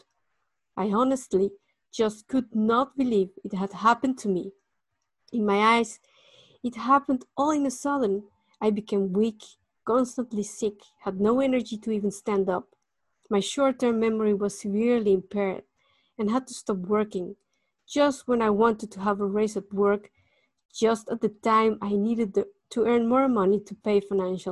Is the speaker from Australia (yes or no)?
no; Mexico City, Mexico; moved away as an adult; now in Netherlands; I was born in Mexico City in 1973